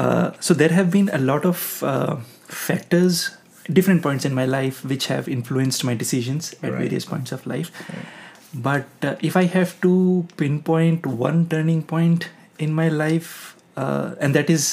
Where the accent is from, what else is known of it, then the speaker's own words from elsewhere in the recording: eastern India, India; English is a second language; my hometown is in eastern part of India